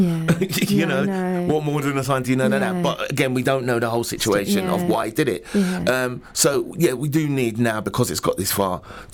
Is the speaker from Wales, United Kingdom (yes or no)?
no; London, United Kingdom; now in Luton, United Kingdom; I'm originally from London myself.